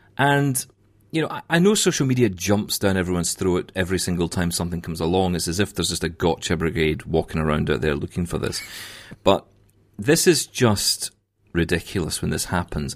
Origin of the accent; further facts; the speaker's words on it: Scotland, United Kingdom; I'm Scottish